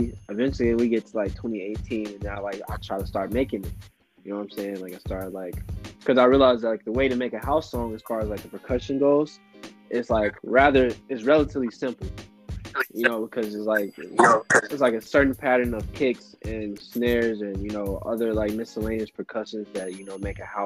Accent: St. Louis, Missouri, United States; I'm from St. Louis, you know, and like house wasn't anything that really came across my radar growing up.

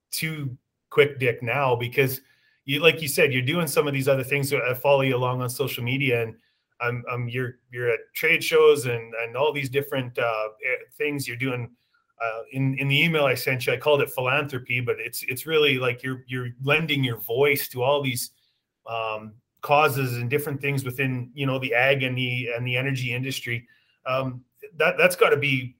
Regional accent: Carrot River, Saskatchewan, Canada; I'm from Carrot River, Saskatchewan. So I worked on drilling rigs, in the winter and back home on the farm in the summer.

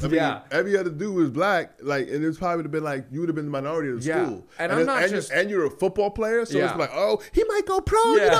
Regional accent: New York City, New York, United States; moved away as an adult; also born or lived in Auburn, Alabama; now in Los Angeles, United States; I grew up in New York City's diverse, but I went to college in Alabama. I went to Auburn University.

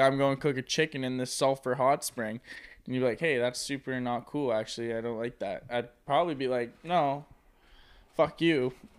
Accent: Ottawa, Ontario, Canada; we're from Ottawa

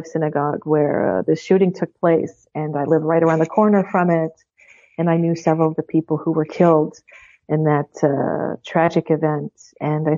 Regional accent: Pittsburgh, Pennsylvania, United States; I teach at the University of Pittsburgh, and I'm actually from Pittsburgh

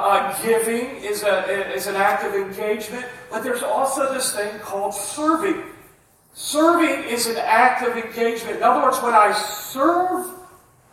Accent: United States; I'm an American preacher

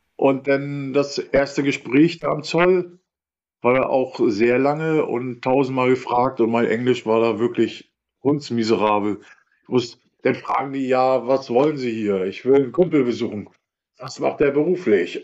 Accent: Rostock, Mecklenburg-Vorpommern, Germany; also born or lived in Perleberg; groß geworden bin ich ja nicht im Bahnhofsviertel, groß geworden bin ich in Lichtenhagen

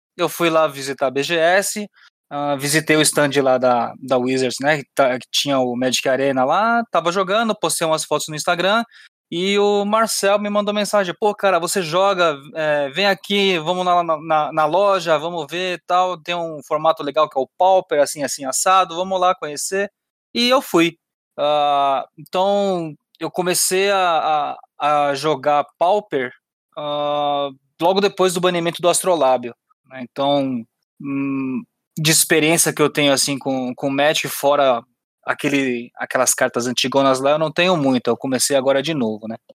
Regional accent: São Paulo, Brazil; eu sou de São Paulo

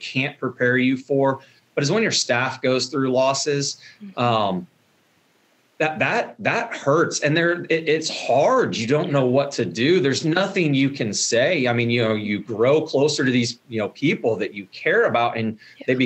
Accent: Villa Grove, Illinois, United States; now in Shelbyville, United States; growing up in Villa Grove

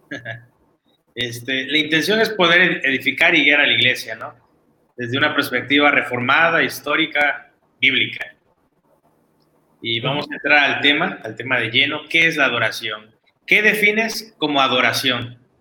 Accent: Mexico

